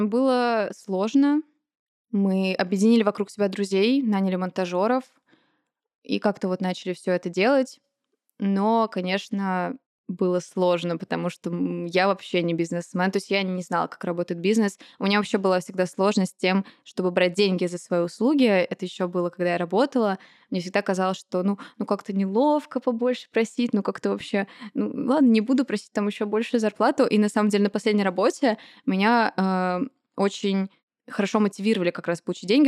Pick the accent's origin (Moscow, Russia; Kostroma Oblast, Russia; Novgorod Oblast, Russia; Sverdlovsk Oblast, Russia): Moscow, Russia; Я родилась и выросла в Москве.